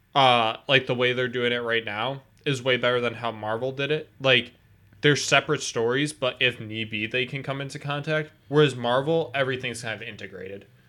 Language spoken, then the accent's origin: English; Pittsfield, Massachusetts, United States; born or raised there